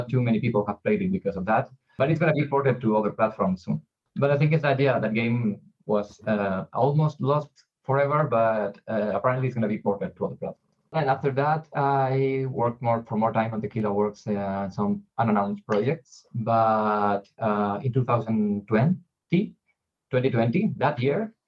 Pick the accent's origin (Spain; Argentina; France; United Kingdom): Spain; we are from Spain